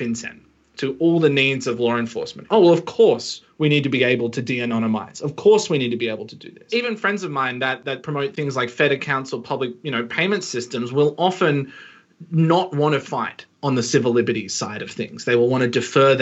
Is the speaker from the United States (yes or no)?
no; Australia; as an Australian